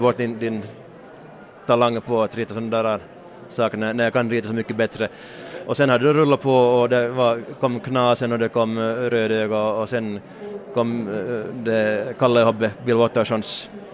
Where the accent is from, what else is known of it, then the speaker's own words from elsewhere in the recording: Hanko, Uusimaa, Finland; i Hange, min hemstad